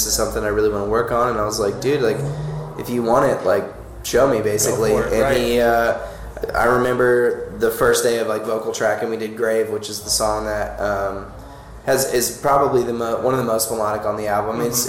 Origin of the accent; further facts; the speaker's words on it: Florida, United States; growing up, we're all from Florida